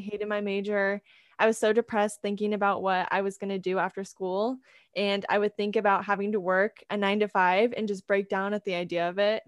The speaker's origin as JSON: {"language": "English", "region": "California", "country": "United States", "moved": "as an adult", "lives_now": "Idaho, United States", "said": "I'm actually originally from California, but I'm currently attending school in Idaho"}